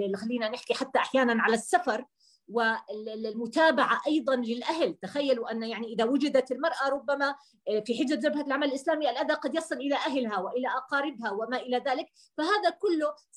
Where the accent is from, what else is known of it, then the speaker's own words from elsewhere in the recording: Jordan; عندنا في الاردن